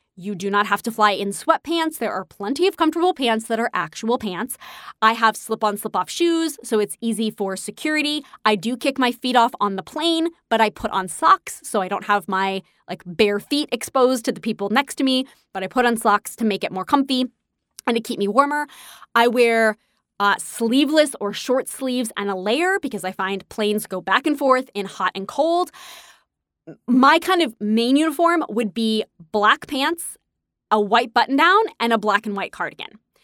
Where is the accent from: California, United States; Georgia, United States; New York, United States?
New York, United States; I'm a New Yorker, so I'm used to walking